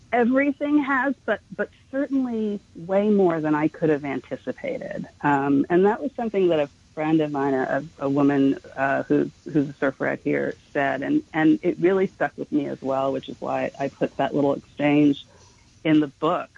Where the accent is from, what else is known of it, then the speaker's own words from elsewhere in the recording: New York City, New York, United States; I grew up in Manhattan. I was really a city girl